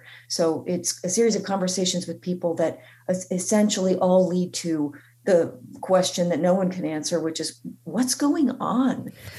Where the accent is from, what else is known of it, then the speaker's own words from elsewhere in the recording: Vermont, United States; You know, you are from New Hampshire and I'm from Vermont